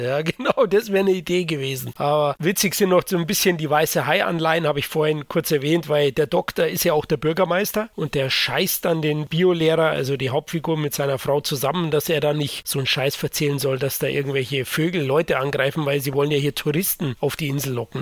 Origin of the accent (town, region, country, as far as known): Bavaria, Germany